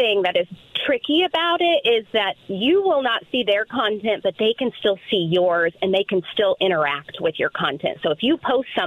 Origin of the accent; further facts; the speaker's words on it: Midwest, United States; also born or lived in Southern Kentucky; spent a lot of time growing up myself in Southern Kentucky. And so I just loved all of that really Southern Belle culture, but I'm proudly from the Midwest